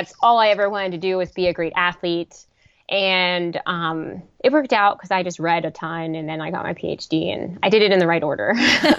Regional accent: Pittsburgh, Pennsylvania, United States; I'm from Pittsburgh

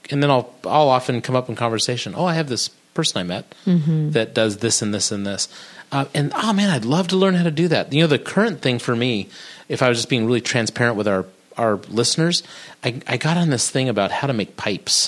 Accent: California, United States; I'm from California.

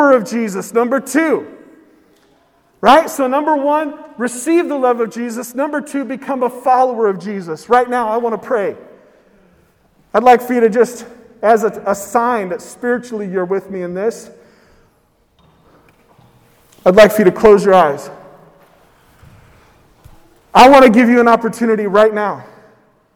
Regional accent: West Coast, United States; I'm from the West Coast

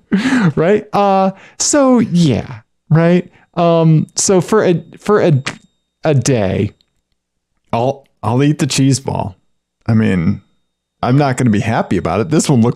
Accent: Missouri, United States; I grew up in Missouri. Of course I'm familiar with it. I grew up in Missouri and my mom was from Pennsylvania.

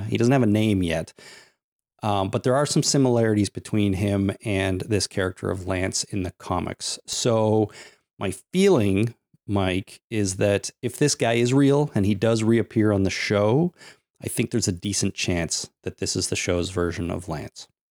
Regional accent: Canada

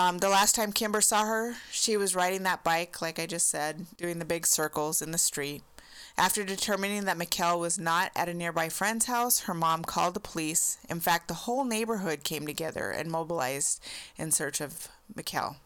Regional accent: Arizona, United States; my home state of Arizona

